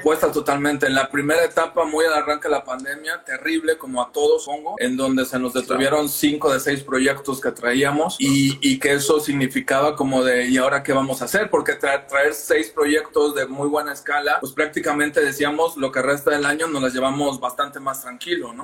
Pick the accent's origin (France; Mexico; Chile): Mexico; Veracruz; moved away as an adult; now in Mexico City, Mexico; ambos somos de Veracruz